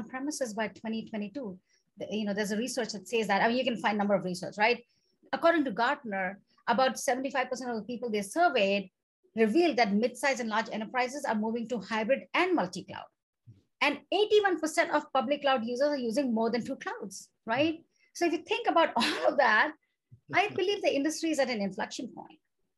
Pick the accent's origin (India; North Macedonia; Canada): India; moved away; I come from India